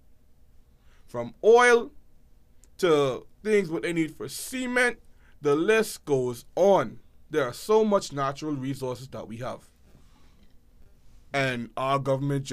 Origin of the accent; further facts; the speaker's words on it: Bahamas; also born or lived in United States; When I was a child growing up in Greencastle after I left America